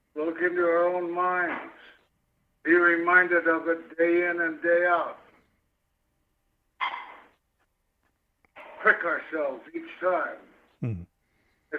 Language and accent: English; Kansas City, Kansas, United States; moved away; also born or lived in Chicago; I come from Kansas City, Kansas.